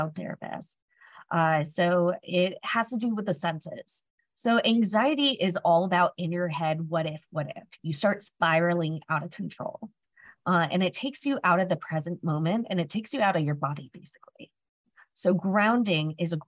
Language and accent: English; Florida, United States; I was from Florida